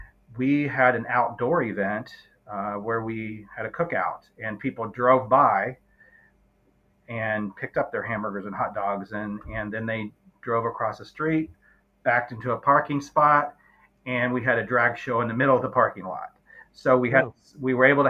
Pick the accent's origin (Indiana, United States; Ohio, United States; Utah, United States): Indiana, United States; Southern; now in Indianapolis, United States; I grew up in Southern Indiana